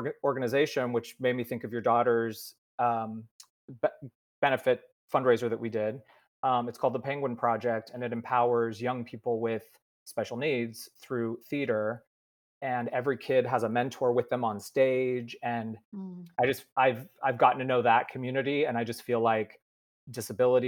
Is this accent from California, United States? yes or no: yes; Marin, Bay Area, California, United States; I grew up in Marin in the Bay Area, just north of San Francisco